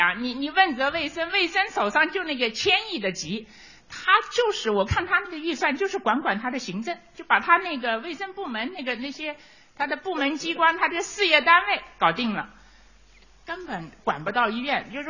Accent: China; 我觉得我们中国可能跟别的国家比，我们有个独特的优势，就是中国人的养生文化。

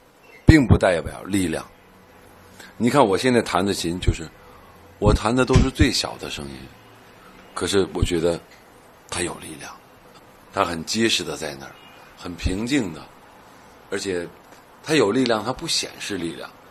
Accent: China; 我作为一个中国人来说

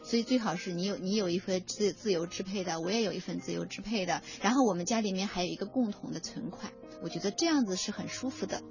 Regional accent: China; 我们中国人

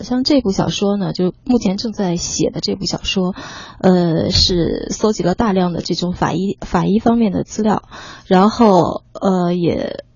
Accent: Changchun, Jilin, China; now in Beijing, China; 我，我长春人

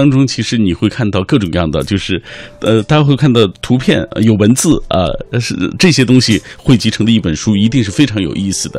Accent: China; 我们中国人天天说这句话

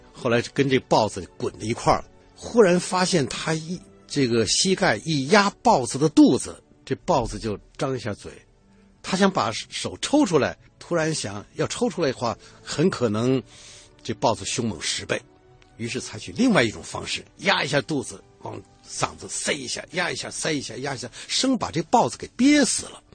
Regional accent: Beijing, China; 我是北京人，祖籍不是北京，祖籍是河北衡水，就全老白干儿的那个地方

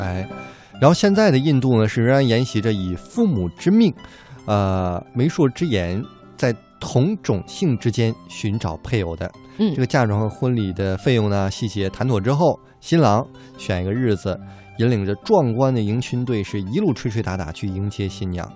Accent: Quanzhou, Fujian, China; 我们的泉州地区

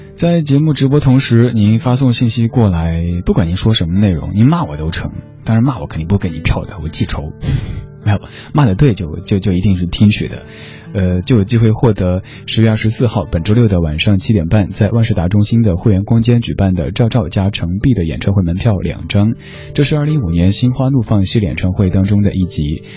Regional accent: Chengdu, Sichuan, China; now in Beijing, China; 作为一个成都人，一年四季经常会在阴天和雨天当中度过

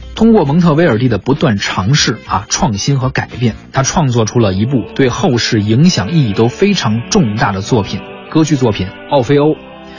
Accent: China; 我们中国人

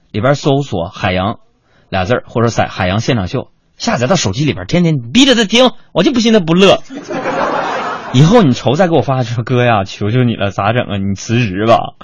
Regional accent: Northeast China, China; 作为一个东北人

